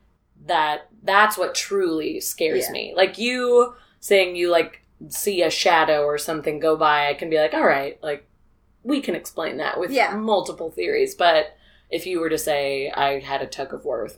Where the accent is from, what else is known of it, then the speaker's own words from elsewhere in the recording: Peoria, Illinois, United States; I'm from Peoria